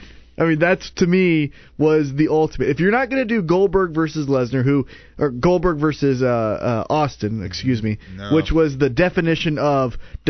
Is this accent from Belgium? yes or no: no; Canada; I'm Canadian and I'm fucking got a little dick.